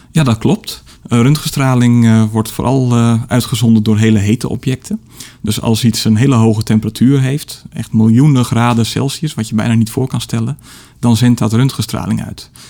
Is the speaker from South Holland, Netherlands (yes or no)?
no; Middelburg, Zeeland, Netherlands; bij de Sterrenwacht in, in Middelburg, waar ik opgroeide